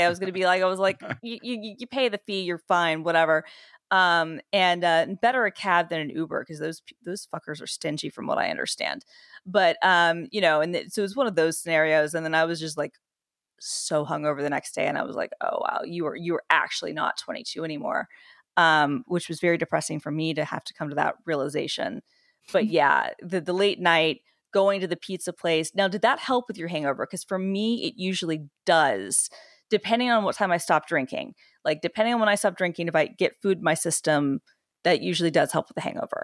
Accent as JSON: {"language": "English", "town": "Atlanta", "region": "Georgia", "country": "United States", "said": "I'm literally from, like, the city where, uh, Waffle House is, was born, Atlanta"}